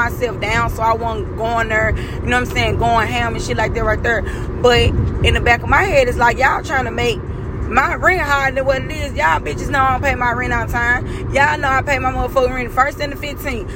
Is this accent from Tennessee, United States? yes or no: yes; Memphis, Tennessee, United States; moved away; I'm from Memphis